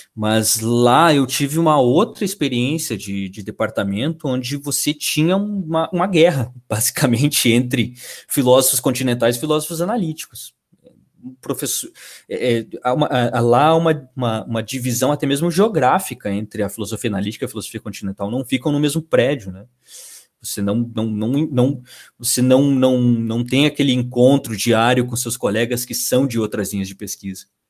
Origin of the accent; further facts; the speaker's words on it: Uruguaiana, Rio Grande do Sul, Brazil; moved away as an adult; also born or lived in Santa Maria; eu sou natural de Uruguaiana